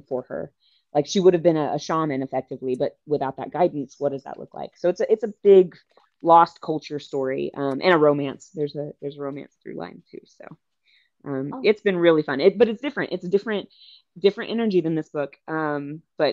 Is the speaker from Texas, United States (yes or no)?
yes; East Texas, United States; moved away as an adult; also born or lived in Philippines (ancestry); now in Oklahoma, United States; I was raised in East Texas